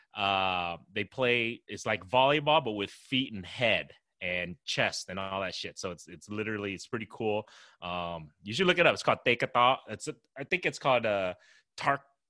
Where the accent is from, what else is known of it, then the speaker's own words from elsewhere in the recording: Des Moines, Iowa, United States; I was born and raised in Des Moines, Iowa